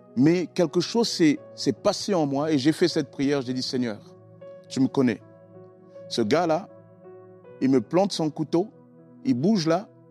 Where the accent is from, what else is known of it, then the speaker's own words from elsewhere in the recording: Sarcelles, Île-de-France, France; also born or lived in Congo-Brazzaville; now in Argenteuil, France; je suis originaire du Congo-Brazzaville. j'ai été élevé par mes grands-parents, etc. Et j'ai rejoint ma mère à l'âge de 10 ans en France